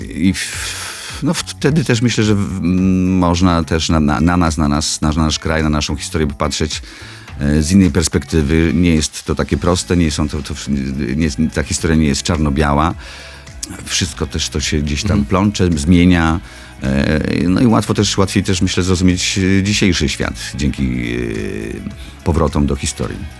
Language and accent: Polish; Nisko, Subcarpathian Voivodeship, Poland; moved away; Szkoła średnia, tak, jakby z mojego rodzinnego miasta, z Niskiej Woli